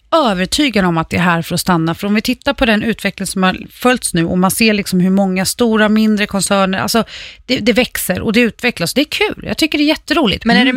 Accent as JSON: {"language": "Swedish", "town": "Färjestaden", "region": "Kalmar County", "country": "Sweden", "tie": "born or raised there", "said": "Hotell Skansen i Färjestaden, min hemort"}